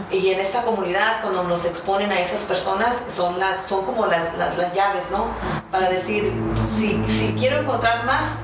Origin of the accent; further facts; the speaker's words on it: Mexico; sí soy mexicana porque tengo ciudadanía dual, ¿no?